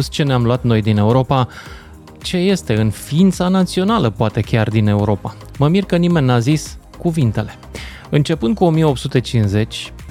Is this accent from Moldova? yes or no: no; Romania; discriminați ca români, în situația în care am fost diferiți.